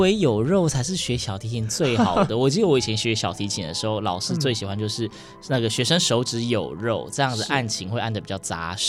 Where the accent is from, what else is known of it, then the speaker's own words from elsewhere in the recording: Yilan County, Taiwan; 我也是宜兰人